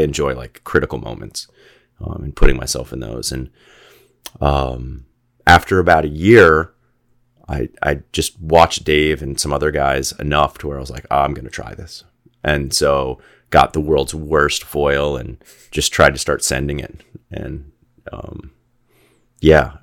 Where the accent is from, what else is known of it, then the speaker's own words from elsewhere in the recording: Gainesville, Florida, United States; moved away as an adult; also born or lived in Saint Augustine, Florida / Costa Rica; I grew up in Gainesville, Florida